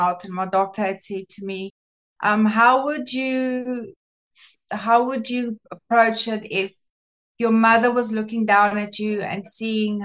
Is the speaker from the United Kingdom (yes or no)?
no; South Africa; first language Afrikaans; English is a second language; I'm Afrikaans, I'm not English.